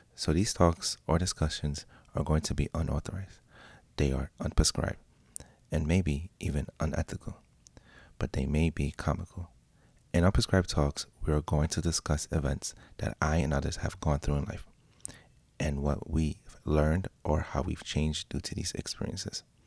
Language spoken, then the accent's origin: English; Pennsylvania, United States; also born or lived in Puerto Rico; now in New York City, United States; I'm from Pennsylvania, but living in New York City